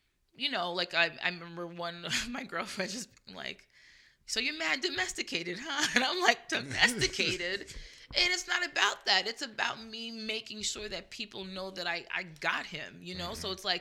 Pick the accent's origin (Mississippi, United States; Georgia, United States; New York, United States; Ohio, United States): New York, United States; I'm a G from New York